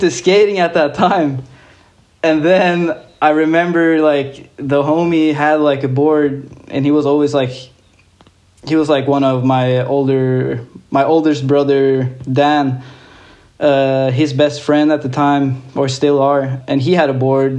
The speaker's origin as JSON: {"language": "English", "town": "Larvik", "region": "Vestfold", "country": "Norway", "tie": "born or raised there", "said": "I grew up in a little town called Larvik."}